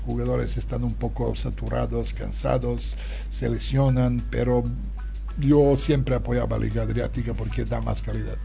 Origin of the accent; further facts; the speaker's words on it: Serbia; Spanish is a second language; now in Barcelona, Spain; la gente que viene de, mi tierra, no solo de, Serbia, sino de toda ex Yugoslavia